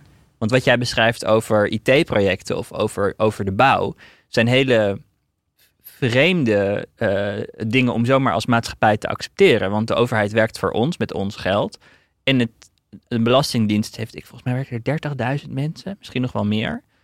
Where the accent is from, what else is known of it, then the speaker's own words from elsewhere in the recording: Netherlands; als, als Nederlanders